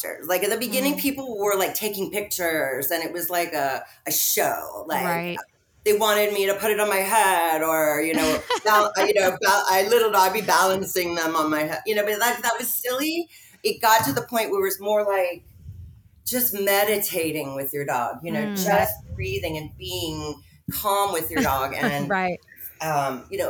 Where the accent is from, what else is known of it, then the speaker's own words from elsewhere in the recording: New York, United States; now in Florida, United States; I lived in New York, I was from New York.